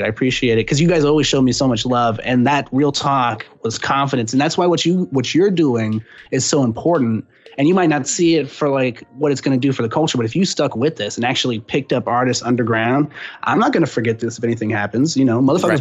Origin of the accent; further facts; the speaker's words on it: San Antonio, Texas, United States; now in Austin, United States; I'm originally from San Antonio, but that's a stone's throw, you know, from Austin